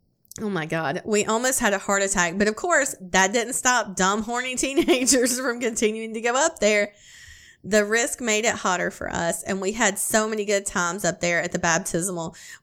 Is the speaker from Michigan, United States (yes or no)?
no; Iowa, United States; I'm from Iowa, and he is from Oklahoma